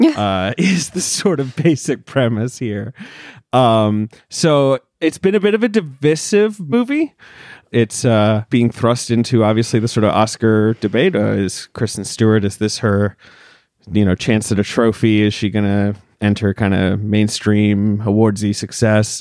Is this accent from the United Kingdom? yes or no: yes; United Kingdom; moved away; I grew up in Britain